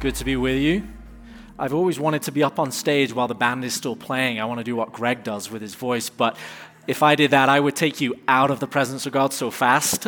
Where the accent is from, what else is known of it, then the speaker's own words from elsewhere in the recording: England, United Kingdom; now in United States; I'm from England